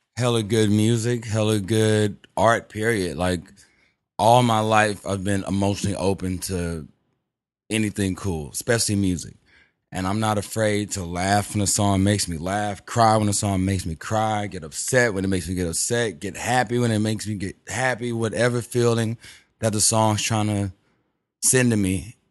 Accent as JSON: {"language": "English", "town": "Houston", "region": "Texas", "country": "United States", "said": "I'm from Texas, Houston"}